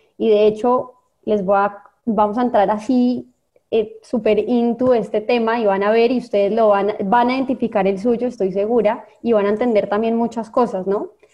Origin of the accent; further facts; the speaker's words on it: Colombia; moved away as an adult; now in Costa Rica; yo soy colombiana, pero soy adoptada tica de hace 20 años